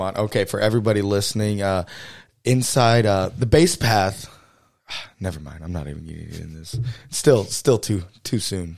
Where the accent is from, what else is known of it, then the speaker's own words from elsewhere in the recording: Texas, United States; moved away; also born or lived in South Dakota; growing up in Texas, we drive, you know, twelve hours up into the Panhandle